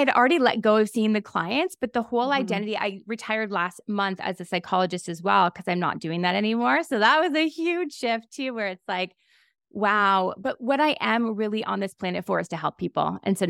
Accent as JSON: {"language": "English", "country": "Canada", "said": "I'm Canadian."}